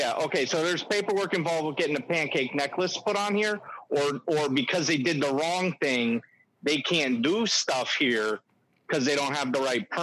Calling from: Sandwich, Illinois, United States; Sorry about that. Yeah, no, yeah, Sandwich, Illinois.

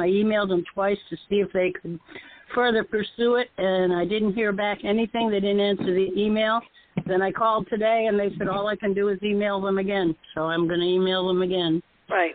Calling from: Florida, United States; I'm calling from Florida

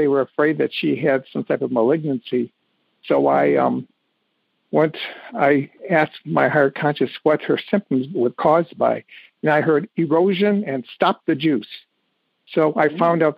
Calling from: Birmingham, Michigan, United States; I'm calling from Birmingham, Michigan.

